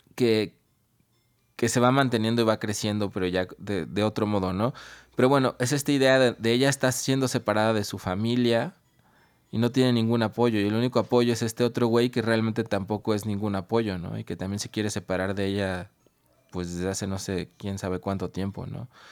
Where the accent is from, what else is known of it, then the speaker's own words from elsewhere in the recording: Mexico; aquí en México